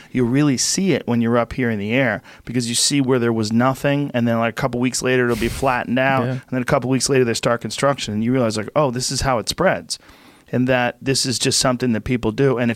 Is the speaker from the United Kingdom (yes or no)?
no; Ireland; I'm Irish.